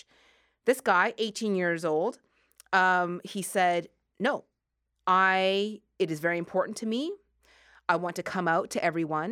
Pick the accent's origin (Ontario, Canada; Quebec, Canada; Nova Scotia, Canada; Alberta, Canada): Nova Scotia, Canada; Sackville; I grew up in Sackville, Nova Scotia.